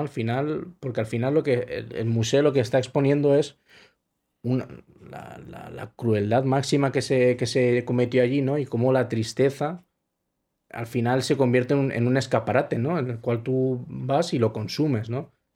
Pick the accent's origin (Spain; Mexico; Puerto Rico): Spain; soy, soy español